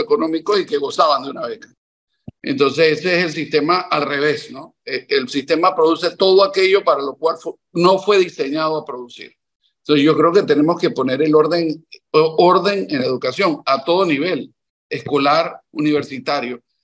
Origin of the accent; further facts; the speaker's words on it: Panama; soy un panameño que tiene tres décadas de estar dedicando buena parte de mi vida al quehacer público